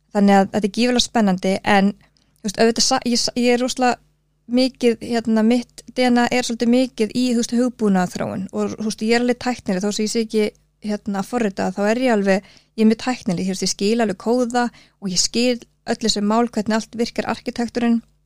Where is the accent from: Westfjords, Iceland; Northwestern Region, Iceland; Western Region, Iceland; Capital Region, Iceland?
Westfjords, Iceland; Suðureyri; moved away; Ég er fætt árið 1984 og ég ólst upp á söðurir við Súndafjörð, litli sjáarþorpi.